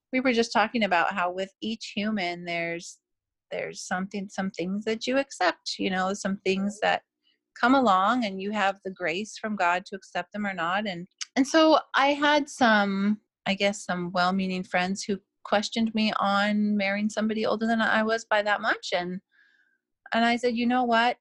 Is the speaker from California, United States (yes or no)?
yes; Simi Valley, California, United States; now in British Columbia, Canada; I was originally from um, the Simi Valley, California area.